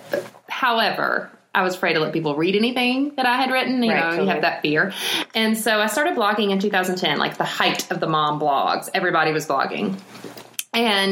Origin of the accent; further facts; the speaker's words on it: Elberton, Georgia, United States; I am from Elberton, was raised in North Georgia and still live over here in North Georgia, just more in the mountains now.